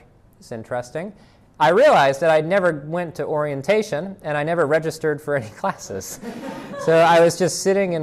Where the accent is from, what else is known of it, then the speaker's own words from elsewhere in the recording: Boston, Massachusetts, United States; moved away as an adult; also born or lived in Virginia / Indiana; now in Greenville, United States; I grew up in the Boston area